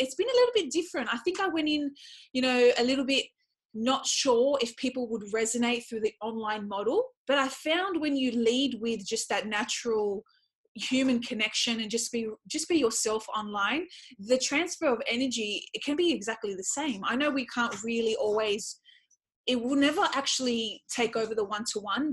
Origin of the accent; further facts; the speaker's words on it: Australia; I was born in Australia, but I come from a Middle Eastern culture